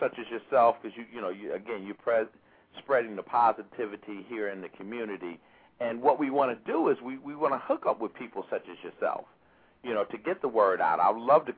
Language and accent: English; Chicago, Illinois, United States; moved away as an adult; I'm a kid from Chicago, came out here, you know, to Howard University